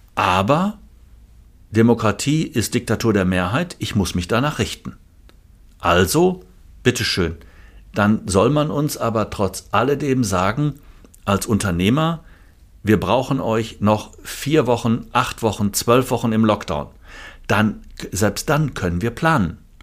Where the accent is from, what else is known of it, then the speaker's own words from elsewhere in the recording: Germany; bei uns in Deutschland